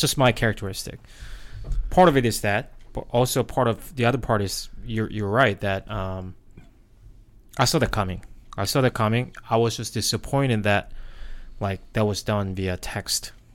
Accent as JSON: {"language": "English", "country": "South Korea", "tie": "born or raised there", "second_language": "English", "moved": "as an adult", "lives_now": "United States", "said": "I was born and raised in Korea."}